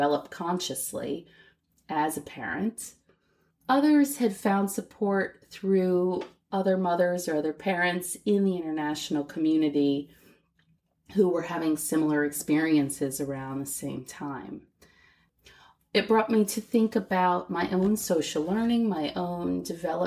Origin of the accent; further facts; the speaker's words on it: United States; moved away as an adult; also born or lived in Shanghai, China; I'm also an American woman who became a mother while living in Shanghai.